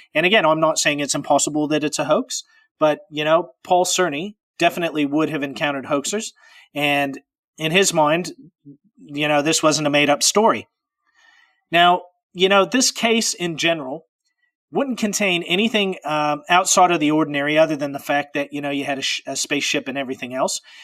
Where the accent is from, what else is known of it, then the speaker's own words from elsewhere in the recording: Pacific Northwest, United States; I'm from the Pacific Northwest.